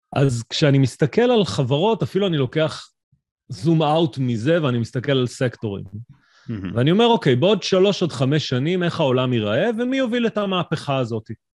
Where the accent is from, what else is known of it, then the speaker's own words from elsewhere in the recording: Israel; אנחנו ישראלים